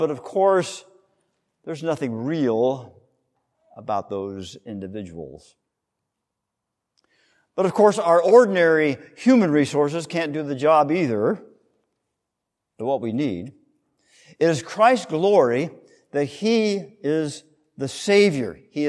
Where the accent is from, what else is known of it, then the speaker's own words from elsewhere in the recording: Manhattan Beach, California, United States; I grew up in Manhattan Beach, California. Anybody heard of Manhattan Beach, California? Suburb of Los Angeles, about 4 miles south of the airport.